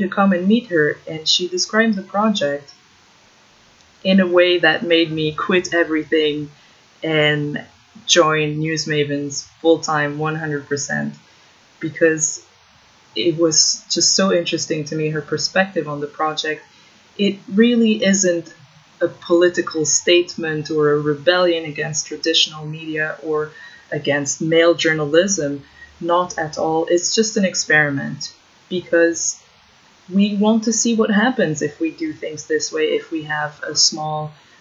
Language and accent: English; Ottawa, Ontario, Canada; moved away as an adult; also born or lived in Czech Republic; now in Warsaw, Poland; studying Central and Eastern European politics back in Ottawa, in my hometown